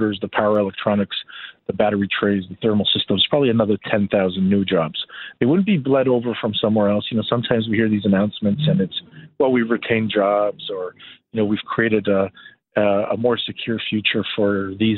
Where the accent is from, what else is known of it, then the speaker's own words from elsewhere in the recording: Toronto, Ontario, Canada; I grew up in Toronto in the 80s and 90s